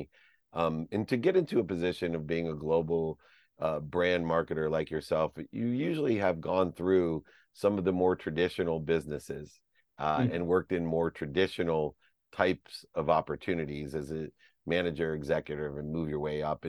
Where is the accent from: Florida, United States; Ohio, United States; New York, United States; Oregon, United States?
Ohio, United States; Akron; also born or lived in California; I grew up in Akron, Ohio